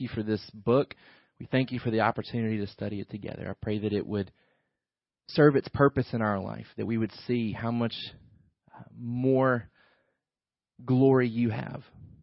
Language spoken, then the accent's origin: English; the South, United States; we were raised here in the South